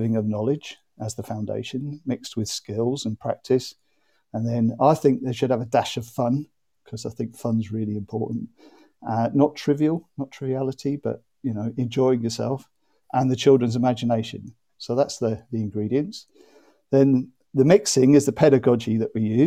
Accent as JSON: {"language": "English", "town": "Norwich", "region": "East of England", "country": "United Kingdom", "also_born_or_lived": "Madrid", "said": "I live in Norwich and I come from Norwich."}